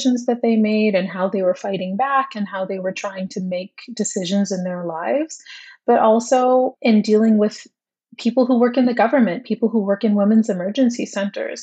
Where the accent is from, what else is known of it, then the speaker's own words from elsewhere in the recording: Toronto, Ontario, Canada; I'm from Toronto